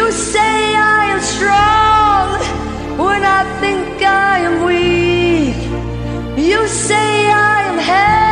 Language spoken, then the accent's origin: English; Erie, Pennsylvania, United States; now in Los Angeles, United States; my hometown of Erie, Pennsylvania